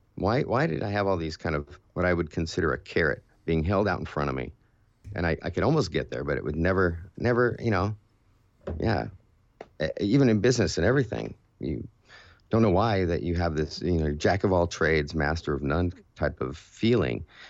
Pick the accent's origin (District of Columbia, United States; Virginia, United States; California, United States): California, United States; I grew up in California